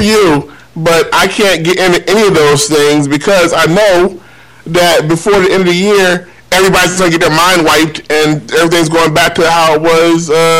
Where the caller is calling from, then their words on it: California, United States; I'm calling from California.